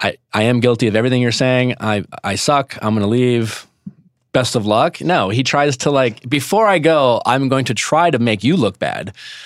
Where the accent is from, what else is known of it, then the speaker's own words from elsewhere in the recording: Midwest, United States; moved away; I was coming from the Midwest.